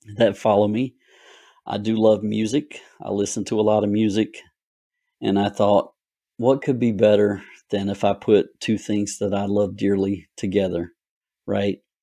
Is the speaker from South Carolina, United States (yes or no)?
yes; Gloverville, South Carolina, United States; When I was a child, and growing up in Gloverville